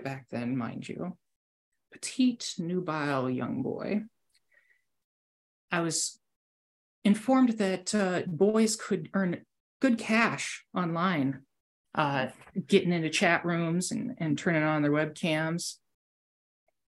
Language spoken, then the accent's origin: English; United States; I'm an American